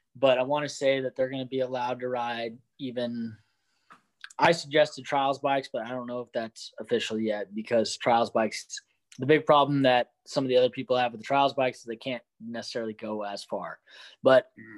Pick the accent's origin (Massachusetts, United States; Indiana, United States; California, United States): California, United States; Hollister; now in Idaho, United States; I'm closer to my hometown down here, so I'll, I'll spend Christmas in Hollister.